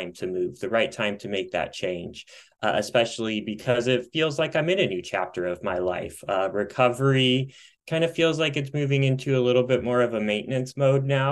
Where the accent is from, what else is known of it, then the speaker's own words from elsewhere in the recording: Midwest, United States; also born or lived in Colorado; now in Michigan, United States; I am back closer to my Midwest roots